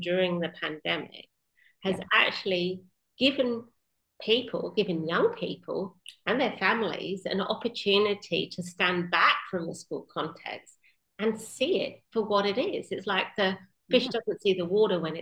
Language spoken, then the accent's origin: English; Western Australia, Australia; finishing my home state of WA